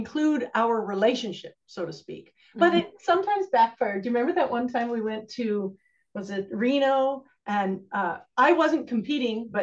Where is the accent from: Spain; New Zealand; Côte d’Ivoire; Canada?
Canada; moved away; also born or lived in Alberta; I'm from Canada